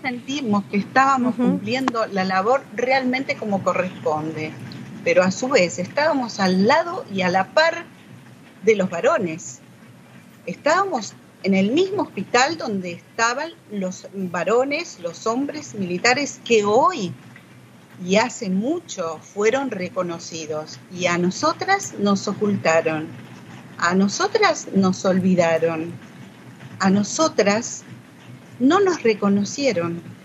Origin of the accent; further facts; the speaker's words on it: Villa María, Córdoba, Argentina; soy de Villa María, ciudad de Córdoba, de la provincia de Córdoba, estudié allí enfermería profesional